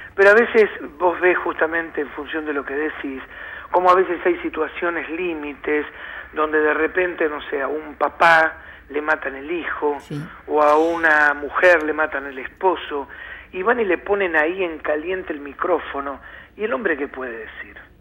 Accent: Argentina; nosotros vivimos muy atados y más como argentinos al presente

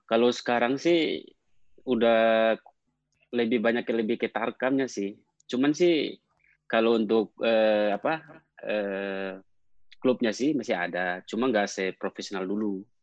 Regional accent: Ternate, North Maluku, Indonesia; Saya aslinya Ternate.

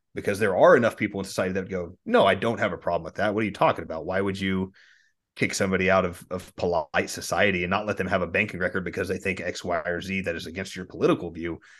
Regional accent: Texas, United States; as a Texan

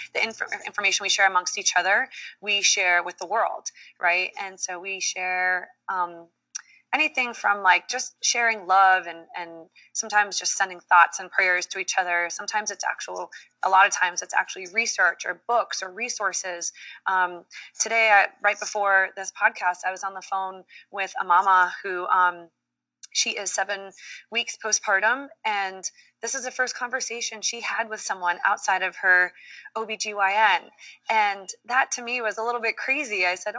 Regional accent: Dominican Republic; born there; You know, I have a Dominican background. I was born in Dominican Republic. And so those roots are really important.

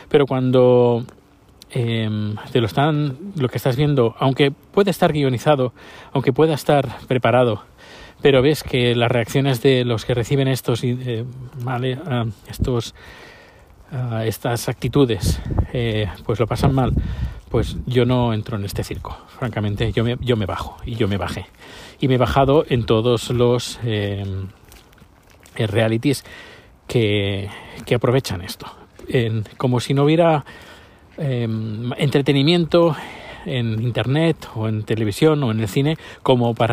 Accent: Spain; now in Sweden; Ya, bueno, ya hace como, no sé, 10 años más, eh, desde que me fui de España, no veo la televisión.

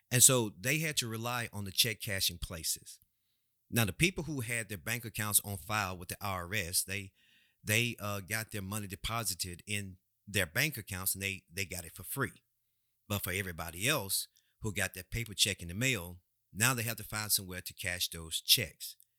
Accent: United States; we as American people

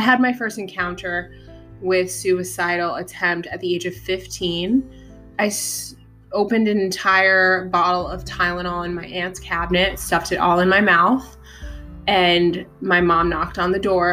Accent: New York City, New York, United States; I was born in Staten Island

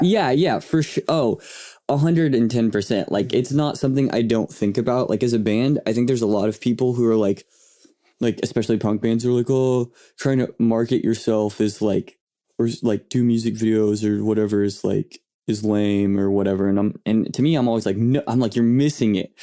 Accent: Yukon, Oklahoma, United States; also born or lived in Bethany, Oklahoma; I grew up in, uh, in Yukon.

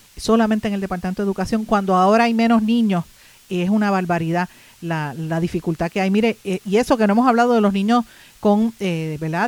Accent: Puerto Rico; aquí nosotros como puertorriqueños

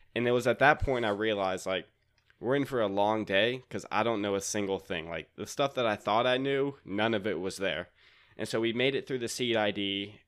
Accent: Raleigh, North Carolina, United States; I'm from Raleigh, North Carolina.

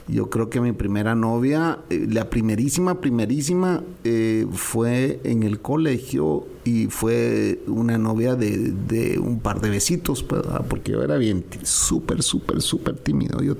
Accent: Guatemala; Le dije, oh, yo soy Chapín.

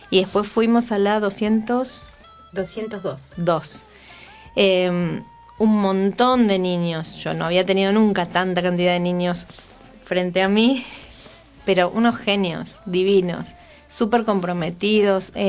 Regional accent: Campana, Buenos Aires Province, Argentina; now in Neuquén, Argentina; Yo soy de Campana, tenemos, no conocía tu historia eh, muy antigua, pero tenemos varias cosas en común. Soy de Campana, o sea, tampoco soy nacida

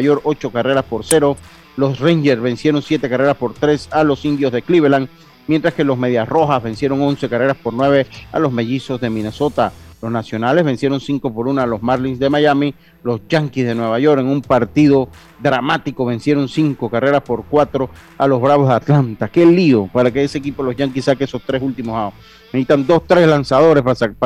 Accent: Los Santos, Panama; yo soy de los Santos y al medio que me conoce, yo soy santeño

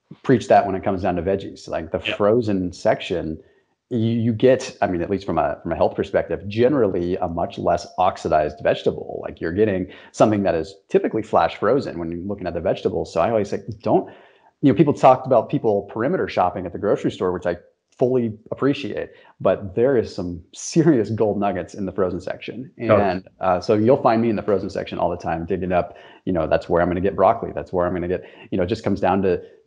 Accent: Northern California, United States; I grew up in Northern California, lots of produce, you know, near the Central Valley

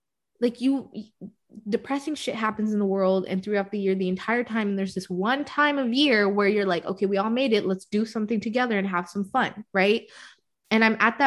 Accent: United States; we're American

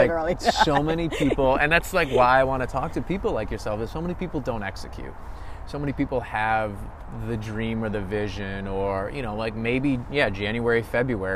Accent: Midwest, United States; I'm born and raised in the Midwest

